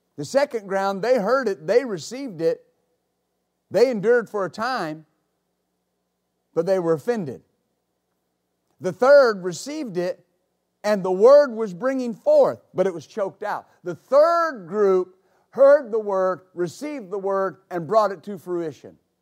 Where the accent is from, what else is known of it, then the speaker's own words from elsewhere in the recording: West Texas, United States; When I was a boy growing up in West Texas